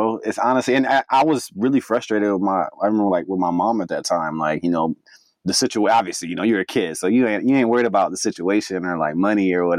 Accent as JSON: {"language": "English", "region": "California", "country": "United States", "also_born_or_lived": "New Jersey", "moved": "yes", "lives_now": "South Carolina, United States", "said": "I'm obviously from California. I've left California, went to New Jersey. We lived in like this shitty ass duplex in Linden, New Jersey. Then I was in Philadelphia for like 2 months, and then I got to South Carolina."}